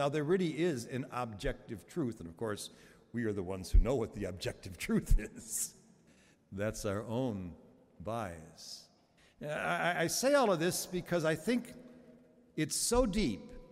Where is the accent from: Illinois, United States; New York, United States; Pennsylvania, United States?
Illinois, United States; Chicago; Those of us who grew up in Chicago back in the late 40s and the early 50s